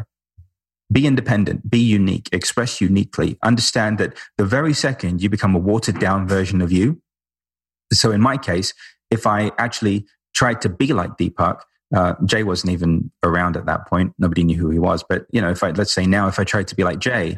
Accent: London, United Kingdom; We're both from London, both lived in, you know, ashrams

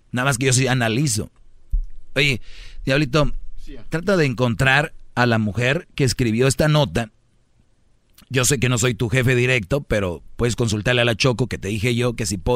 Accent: Monterrey, Nuevo León, Mexico; Soy de Monterrey, de ahí es la Huarcán.

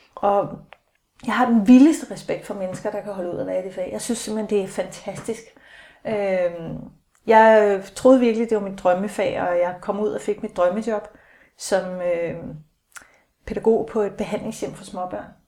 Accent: Aalborg, North Denmark Region, Denmark; now in Hellerup, Denmark; jeg er 49, født i 66, i Aalborg

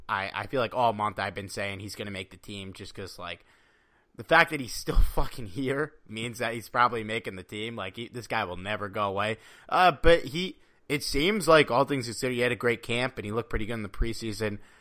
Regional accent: Connecticut, United States; moved away; Not, not where I'm living now, but, uh, where I grew up over in Connecticut

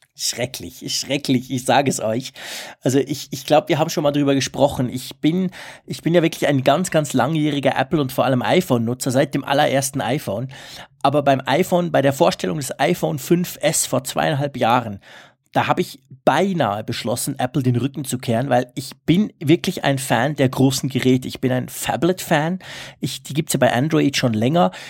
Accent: Switzerland; bei uns in der Schweiz

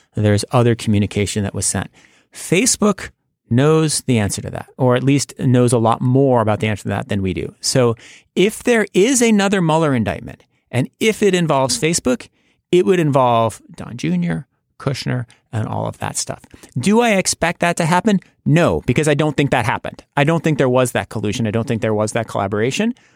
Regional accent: United States; as an American

